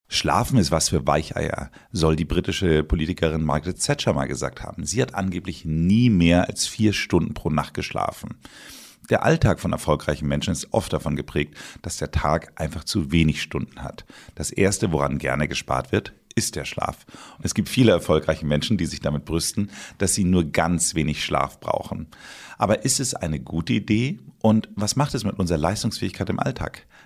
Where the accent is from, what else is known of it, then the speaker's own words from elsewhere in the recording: Northern Germany, Germany; now in Bad Tölz, Germany; ich bin ja Norddeutscher und bin natürlich auch immer wieder gerne in Hamburg.